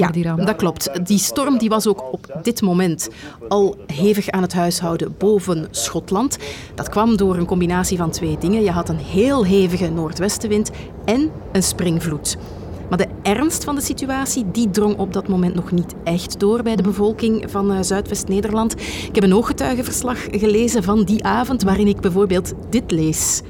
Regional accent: Flanders, Belgium; Bij ons in Vlaanderen

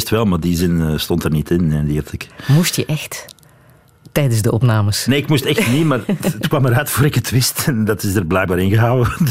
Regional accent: Wevelgem, Flanders, Belgium; accent: Wevelgem dialect; moved away; Ik ben van Wevelgem, ja

